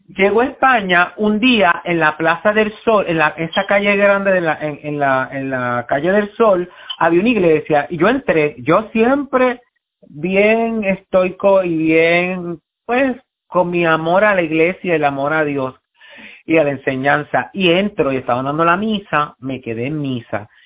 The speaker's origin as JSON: {"language": "Spanish", "town": "San Juan", "country": "Puerto Rico", "tie": "born or raised there", "said": "yo nací en Puerto Rico, en Río Piedra, en el Hospital Centro Médico"}